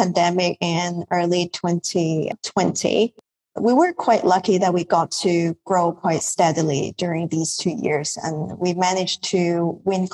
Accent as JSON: {"language": "English", "country": "Hong Kong", "moved": "yes", "lives_now": "Bali, Indonesia", "said": "I'm based in Bali, Indonesia, but I'm from Hong Kong originally."}